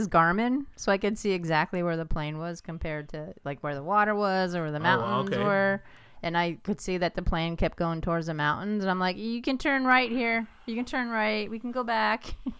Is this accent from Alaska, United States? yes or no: no; California, United States; Because you don't need to know that I'm from California.